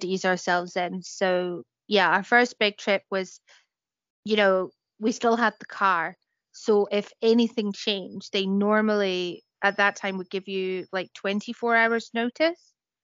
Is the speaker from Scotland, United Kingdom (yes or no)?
yes; Scotland, United Kingdom; me as a Scot